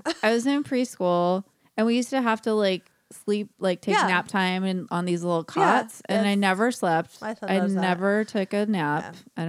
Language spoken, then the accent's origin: English; California, United States; I'm from California.